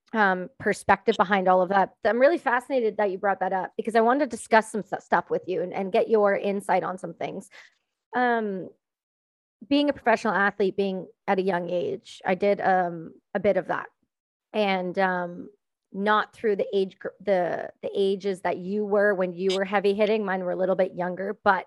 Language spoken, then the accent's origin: English; Canada; I'm Canadian.